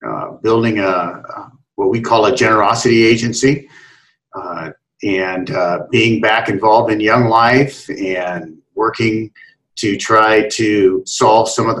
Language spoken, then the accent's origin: English; Salem, Oregon, United States; moved away as an adult; now in Seattle, United States; I began my aging process back in Salem, Oregon, and then came up to Seattle, met my wife in college